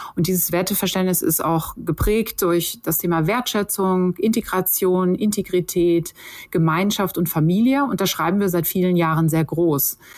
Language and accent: German; Sauerland, North Rhine-Westphalia, Germany; in meinem Heimatort im Sauerland